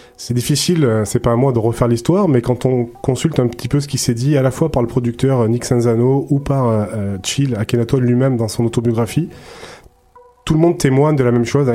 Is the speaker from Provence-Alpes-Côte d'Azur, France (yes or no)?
yes; Marseille, Provence-Alpes-Côte d'Azur, France; now in Montreal, Canada; je suis marseillais